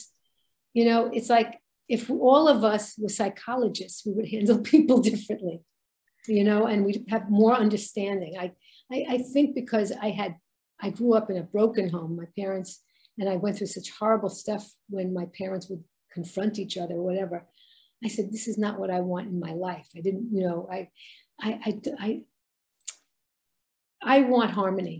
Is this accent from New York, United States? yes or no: yes; New York City, New York, United States; growing up in Brooklyn, it was such a melting pot